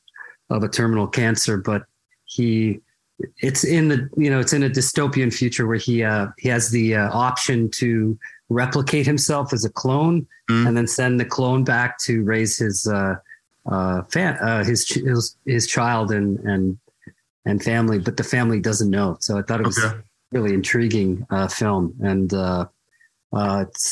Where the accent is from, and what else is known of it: Canada